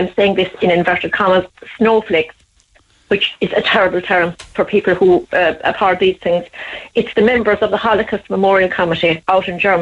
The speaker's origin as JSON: {"language": "English", "area": "County Cork", "region": "Munster", "country": "Ireland", "said": "I'm from County Cork."}